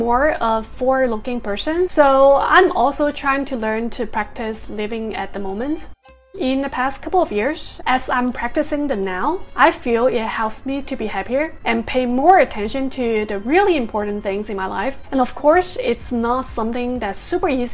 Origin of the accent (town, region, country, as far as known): United States